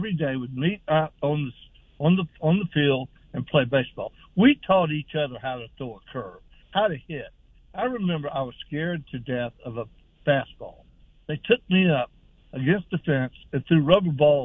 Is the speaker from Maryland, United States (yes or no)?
no; Jacksonville, Florida, United States; grew up in Jacksonville